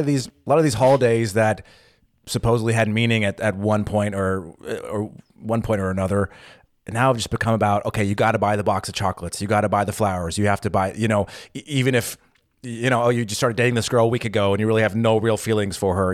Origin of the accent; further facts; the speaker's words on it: United States; now in Berlin, Germany; I'm American, I grew up with Thanksgiving